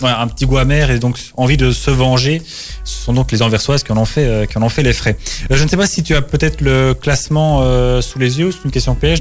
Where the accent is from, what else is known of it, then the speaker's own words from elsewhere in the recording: Belgium; chez nous carrément même à Ostende. Chez nous, c'est pas près de chez nous, Ostende